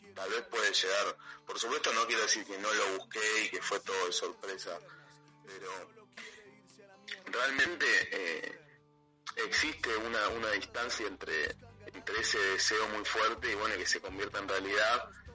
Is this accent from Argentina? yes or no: yes; Avellaneda, Buenos Aires Province, Argentina; soy un, chico que nació en, un barrio de, Argentina que se llama Avellaneda